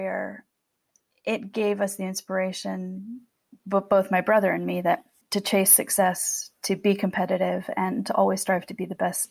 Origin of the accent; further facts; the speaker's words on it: California, United States; moved away as an adult; also born or lived in Europe; we are from California. In fact, we come from a long line of farmers here in Ventura County in California.